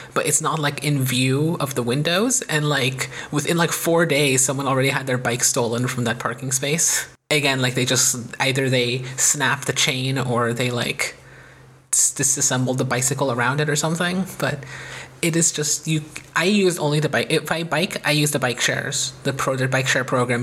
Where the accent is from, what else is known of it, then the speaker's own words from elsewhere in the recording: United States; by being American